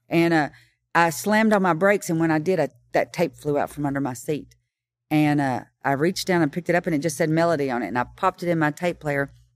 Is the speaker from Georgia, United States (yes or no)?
no; Kingston Springs, Tennessee, United States; I grew up in Kingston Springs